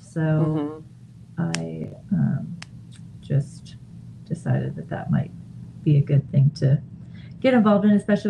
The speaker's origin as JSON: {"language": "English", "region": "Oregon", "country": "United States", "tie": "born or raised there", "also_born_or_lived": "Montana / Florida", "moved": "as an adult", "lives_now": "Colorado, United States", "said": "I was born in Montana, but I grew up in Oregon, Pacific Northwest."}